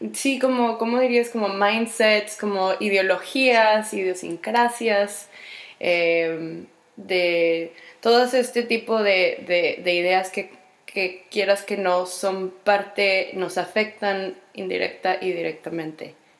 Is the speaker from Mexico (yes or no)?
yes; Mexico; soy mexicana, soy latina, soy hispana